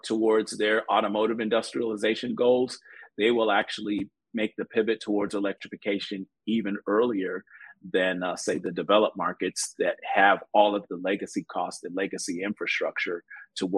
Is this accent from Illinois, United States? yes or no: yes; Chicago, Illinois, United States; growing up in Chicago